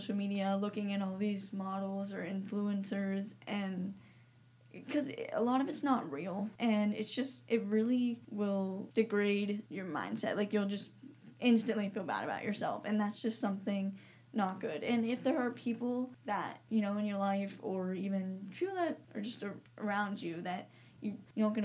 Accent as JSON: {"language": "English", "town": "Greenville", "country": "United States", "said": "I'm 17. I'm from Greenville. I go to Commoner Prairie High School"}